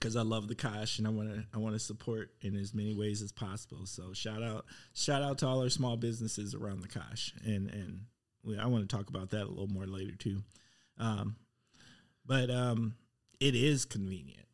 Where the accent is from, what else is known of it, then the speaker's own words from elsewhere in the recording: Milwaukee, Wisconsin, United States; moved away; I'm from Milwaukee.